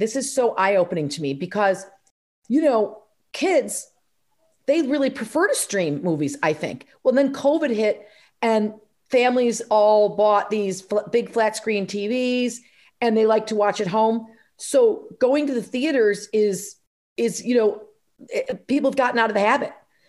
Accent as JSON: {"language": "English", "town": "Rumson", "region": "New Jersey", "country": "United States", "tie": "born or raised there", "said": "we filmed it in my hometown in Rumson, New Jersey, where I live now."}